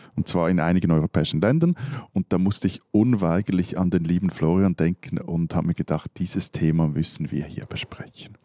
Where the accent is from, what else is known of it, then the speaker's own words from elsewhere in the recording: Switzerland; ich würde mit einem anderen Schweizer Hochdeutsch sprechen